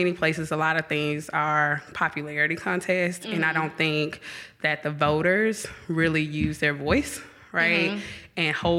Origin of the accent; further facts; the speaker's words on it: Atlanta, Georgia, United States; accent: Atlanta; moved away as an adult; now in Jackson, United States; I'm from Atlanta. So only people from Atlanta will recognize my accent because we have a tempo, but no one else recognizes it.